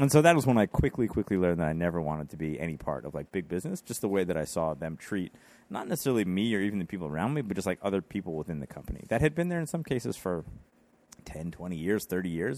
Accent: Rochester, New York, United States; also born or lived in West Village, New York; now in New York City, United States; I'm from Rochester, New York, uh, kinda born and bred up there.

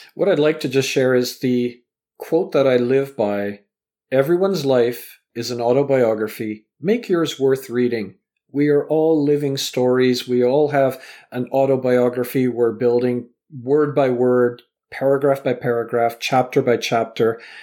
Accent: Vancouver, British Columbia, Canada; also born or lived in Southampton, England; I was born in England, raised in Canada

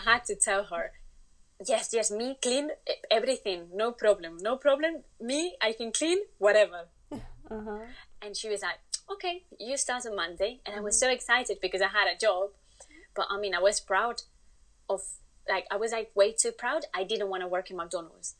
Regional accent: Spain; English is a second language; moved away as an adult; now in United Kingdom; I'm originally from Spain.

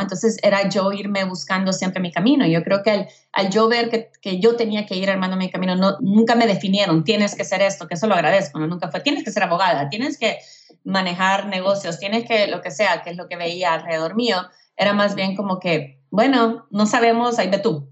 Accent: El Salvador; also born or lived in Houston, Texas, United States / Mexico City, Mexico; now in United States; mi mamá se regresó a El Salvador conmigo y con mi hermana menor y crecí entre El Salvador y Houston

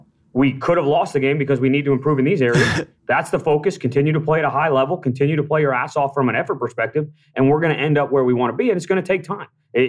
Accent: Wellesley, Massachusetts, United States; Yeah, I moved to Mass when I was 7. So I grew up just outside Boston in Wellesley, Massachusetts.

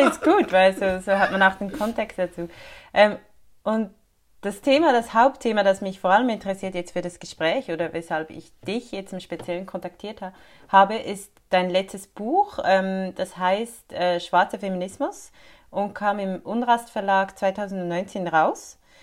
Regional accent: Switzerland; bei uns in der Schweiz

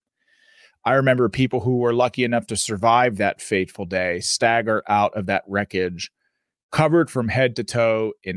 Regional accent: Pittsburgh, Pennsylvania, United States; I was just a city kid from Pittsburgh. I was born in Oakland, moved out to a suburb, had a great life

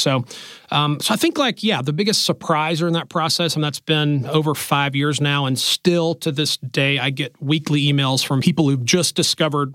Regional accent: Alabama, United States; I grew up in Alabama

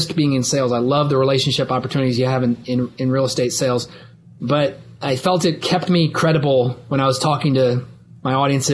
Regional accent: Columbus, Ohio, United States; also born or lived in Billings, Montana / Ithaca, New York; we've been in Columbus, Ohio since the early 70s. I grew up in the shadow of Ohio State.

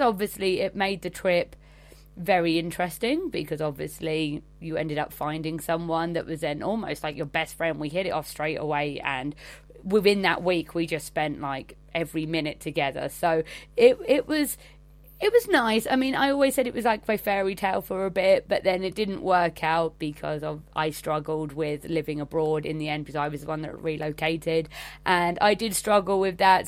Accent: England, United Kingdom; I'm from England

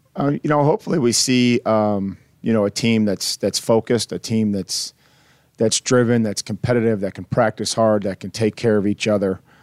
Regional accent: Midwest, United States; also born or lived in Houston / Boston; now in Nashville, United States; growing up in the Midwest and spending some time in Houston and Boston and all these different places

